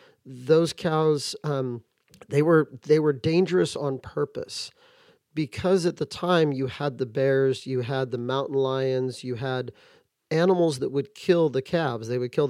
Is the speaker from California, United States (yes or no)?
yes; Santa Barbara, California, United States; I grew up near Santa Barbara.